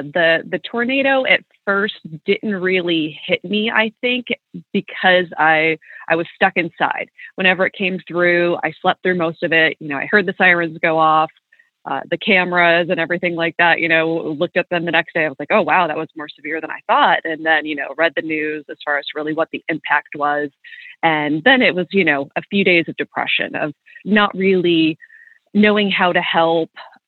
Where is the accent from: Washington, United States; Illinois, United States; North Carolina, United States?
Illinois, United States; also born or lived in Kentucky / Florida / Buffalo; now in Nashville, United States; So I'm originally from Kentucky. That's where my parents still live. And I've spent a lot of time down here. I moved around. I grew up in Southern Illinois, lived out in Florida a while, then was in Buffalo for about 10 years.